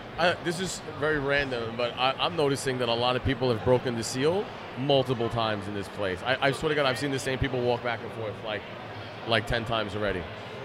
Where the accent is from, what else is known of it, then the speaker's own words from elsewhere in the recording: New York City, New York, United States; we're from Queens